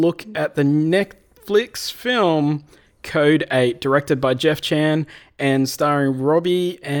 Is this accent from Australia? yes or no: yes; Australia; Well, we're Australian